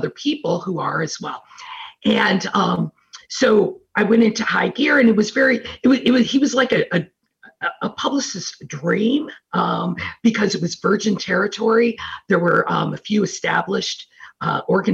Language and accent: English; Detroit, Michigan, United States; also born or lived in Ohio / New Orleans / Hollywood / Las Vegas; now in Midwest, United States; I'm from Detroit. I grew up in Detroit and then moved to Ohio. And then in my mid-30s, went to New Orleans, then Hollywood, then New Orleans, then Las Vegas, and now I'm back in the Midwest.